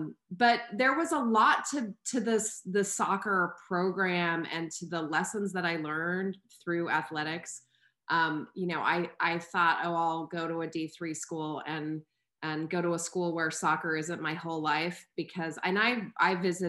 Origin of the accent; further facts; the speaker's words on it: Albuquerque, New Mexico, United States; moved away as an adult; also born or lived in Atlanta, Georgia; I grew up in Albuquerque, New Mexico, and had spent any of my vacations were always out west to California.